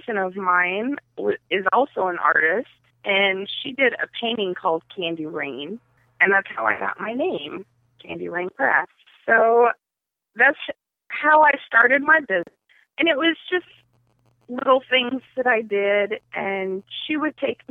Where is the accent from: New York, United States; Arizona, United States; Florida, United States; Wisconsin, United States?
Wisconsin, United States; Beloit; also born or lived in Rockford, Illinois; I was born in Rockford, and I was raised on the east side of Beloit.